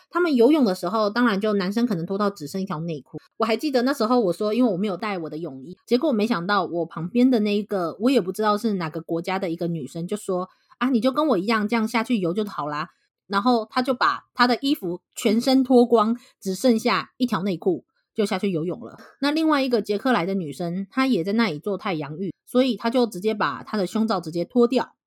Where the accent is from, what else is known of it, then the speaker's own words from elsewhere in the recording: Taiwan; 那现在我们身为台湾人，我们就从台湾人的角度去看待这一堆